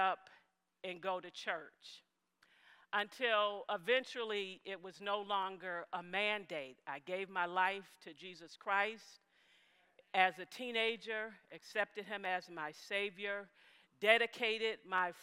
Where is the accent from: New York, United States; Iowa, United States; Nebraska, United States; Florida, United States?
New York, United States; Buffalo; I'm from Buffalo, New York. I was born and raised in Buffalo, New York